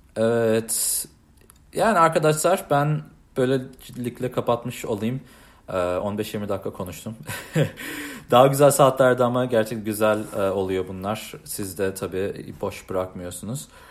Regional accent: United States; also born or lived in Istanbul, Turkey (parents' origin); burada doğdum, büyüdüm. Annem babam Türk

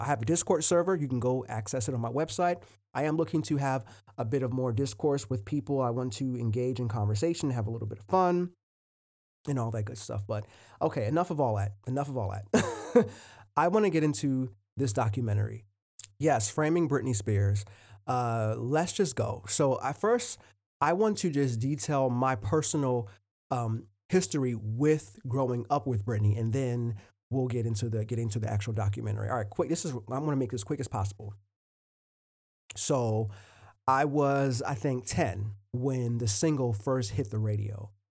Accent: Willingboro, New Jersey, United States; also born or lived in Port Richmond, Philadelphia, Pennsylvania; I was born in Port Richmond, Philadelphia, um, and then a, at about age four, I moved to Willingboro, New Jersey, and that's a, that's the suburbs.

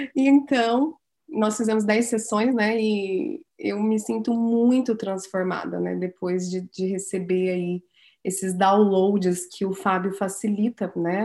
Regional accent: Santa Cecília do Pavão, Paraná, Brazil; eu nasci em Santa Cecília do Pavão, pedacinho ali do norte do Paraná

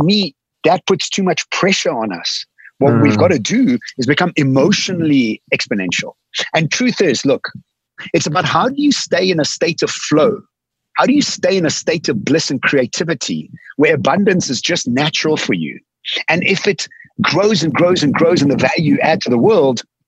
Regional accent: Eswatini; now in Cape Town, South Africa; I'm sitting on a farm. From Cape Town, I was born in Swaziland

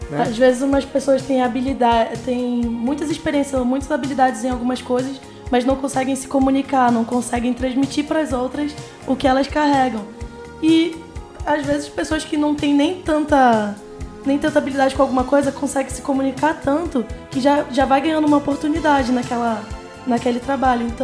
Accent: Amazonas, Brazil; Fala, não, eu sou do Amazonas. Eles ficam, mas você fala, você fala chiado. Aí começa, não, no Amazonas a gente também chia.

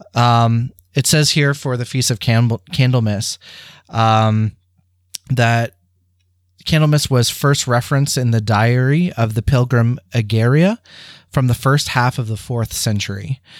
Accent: St. Thomas, Ontario, Canada; in St. Thomas at Holy Angels, where I received all of my sacraments

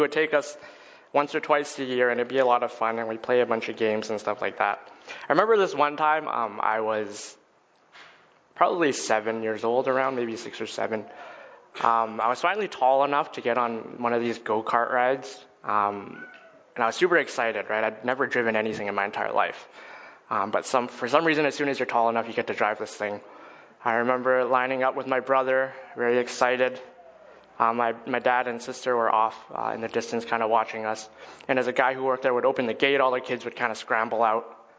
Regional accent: Edmonton, Alberta, Canada; I was born and raised in Edmonton, Alberta

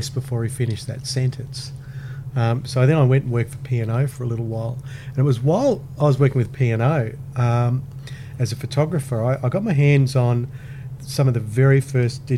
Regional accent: Gold Coast, Queensland, Australia; also born or lived in Brisbane; I was born here in Brisbane and I grew up in Launton. And when I was about 5 or 6, we moved to the Gold Coast

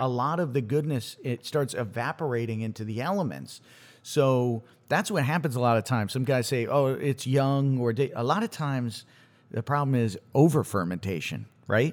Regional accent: Connecticut, United States; growing up in Connecticut, gr, I went to school in Connecticut.

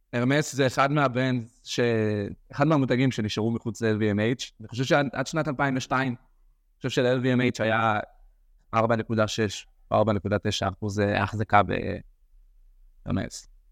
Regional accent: Or Yehuda, Central District, Israel; אני גדלתי באור יהודה

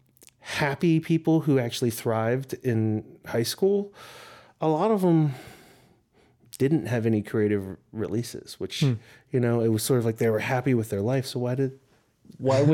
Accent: Wilmington, Delaware, United States; I was from Wilmington, Delaware

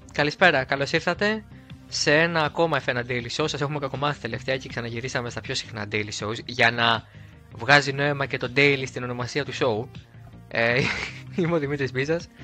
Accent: Greece; εμείς πρώτοι σαν Έλληνες

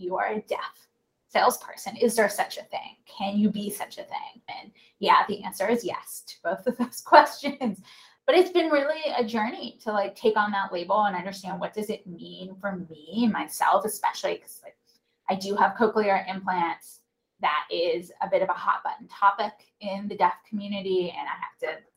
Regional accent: North Carolina, United States; I grew up in North Carolina and I was Jewish

